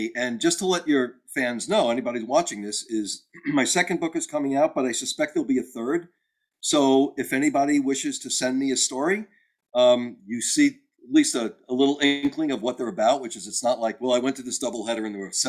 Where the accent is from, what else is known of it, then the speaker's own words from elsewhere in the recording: Texas, United States; It was the hottest baseball game I'd ever been to, and I'm from Texas, so that's saying something.